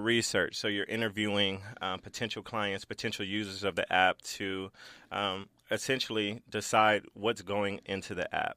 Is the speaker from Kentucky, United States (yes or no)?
no; Los Angeles, California, United States; I grew up in South Central L A, you know, the gang capital